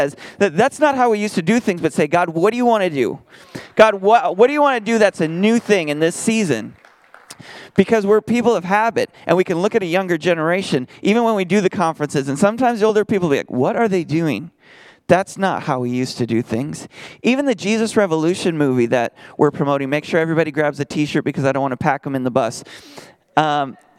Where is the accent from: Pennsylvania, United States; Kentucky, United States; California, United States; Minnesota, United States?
Minnesota, United States; now in Texas, United States; I'm from Minnesota where we're going to have a potluck in lutefisk